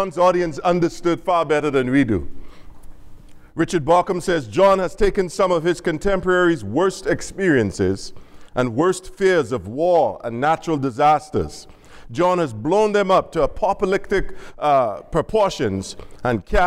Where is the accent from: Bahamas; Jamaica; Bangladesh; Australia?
Bahamas; now in Dallas, United States; I'm from the Bahamas. I'm from the islands